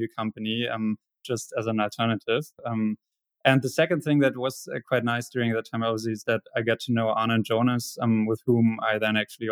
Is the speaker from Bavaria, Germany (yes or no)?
no; Hamburg, Germany; I was born in Hamburg, spent half of my childhood and youth in Hamburg, and the other half in a smaller city very nearby.